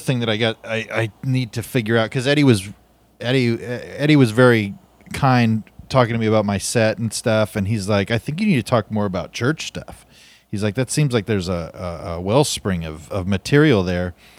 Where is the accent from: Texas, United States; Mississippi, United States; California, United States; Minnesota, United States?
California, United States; Fresno; I was born in America, in Fresno with, with Christian parents in nineteen eighty-one